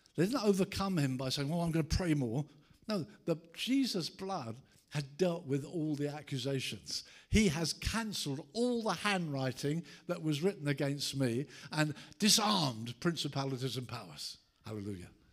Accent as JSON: {"language": "English", "town": "Brighton", "region": "South East England", "country": "United Kingdom", "tie": "born or raised there", "said": "my hometown of Brighton"}